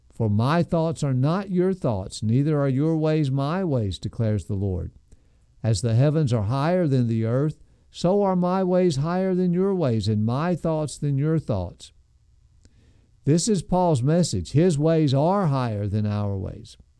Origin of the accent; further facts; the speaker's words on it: United States; as American Christians